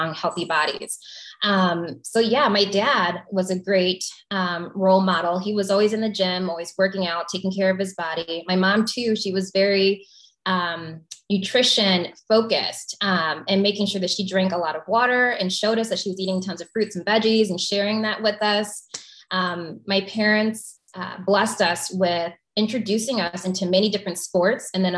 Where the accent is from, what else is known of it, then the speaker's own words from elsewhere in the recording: Flossmoor, Illinois, United States; I grew up in the South Suburbs of Chicago